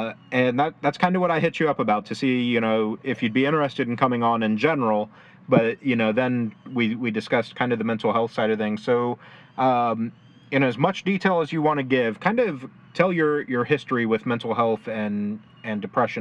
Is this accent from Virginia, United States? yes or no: no; Indiana, United States; So I'm a Midwest kid, so born and raised in Indiana.